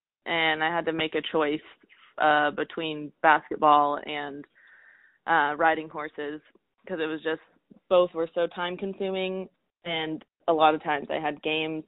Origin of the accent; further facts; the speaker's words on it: Oklahoma, United States; And I was English and I rode hunter jumpers, which was not very common in Oklahoma.